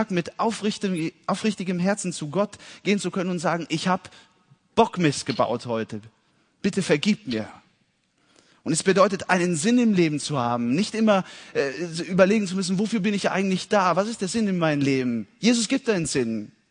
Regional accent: Italy; Ich bin in Italien geboren und aufgewachsen. Und meine Eltern waren Missionare dort.

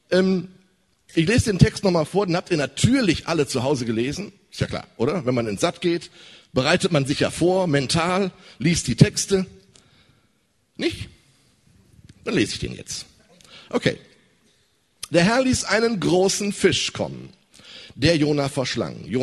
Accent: North Rhine-Westphalia, Germany; Wow, ich komme aus dem Ruhrgebiet.

